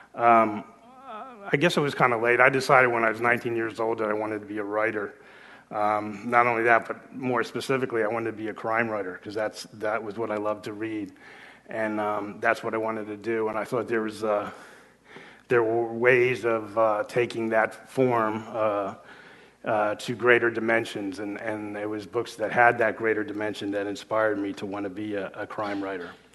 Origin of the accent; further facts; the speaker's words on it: South Florida, United States; also born or lived in Los Angeles; I was actually writing for my hometown paper in, uh, South Florida